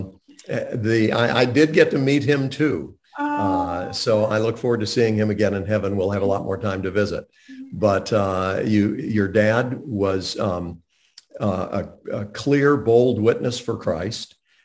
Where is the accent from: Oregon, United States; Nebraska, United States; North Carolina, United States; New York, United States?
North Carolina, United States; Montreat; I grew up in Montreat, where the Graham family lived